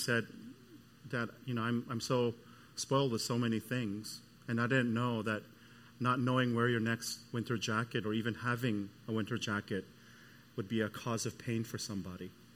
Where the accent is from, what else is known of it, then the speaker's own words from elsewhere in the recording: Canada; moved away; I'm from Canada